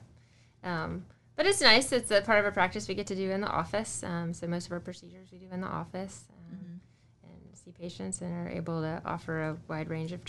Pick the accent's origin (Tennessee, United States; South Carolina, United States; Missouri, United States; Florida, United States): South Carolina, United States; moved away as an adult; now in Winston-Salem, United States; I'm from South Carolina originally, but I've been in Winston-Salem for about 5 years now, and we like it here